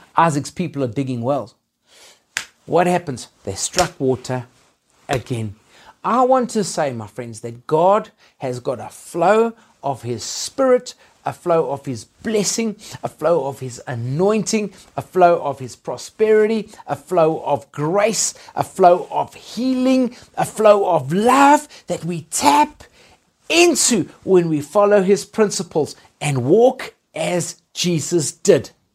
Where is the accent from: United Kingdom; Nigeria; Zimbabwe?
Zimbabwe; now in Johannesburg, South Africa; I was born in Zimbabwe